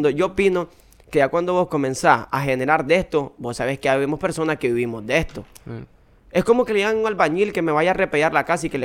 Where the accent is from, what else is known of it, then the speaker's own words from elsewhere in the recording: Costa Rica; yo le voy a decir que, que yo soy de Costa Rica, en verdad